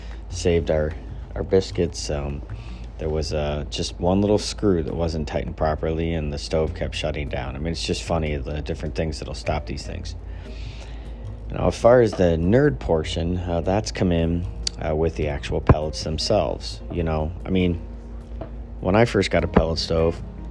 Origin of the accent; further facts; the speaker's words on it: Midwest, United States; also born or lived in Northeast United States; now in Northeast, United States; Where I grew up out in the Midwest